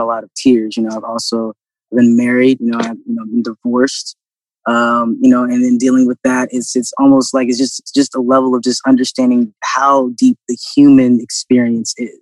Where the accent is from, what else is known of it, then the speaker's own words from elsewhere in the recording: Virginia, United States; also born or lived in Atlanta / Florida Panhandle; now in Columbus, United States; I grew up in Virginia